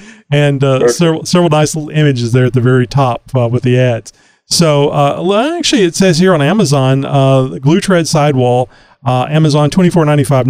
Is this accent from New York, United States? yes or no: no; Texas, United States; I'm a Texan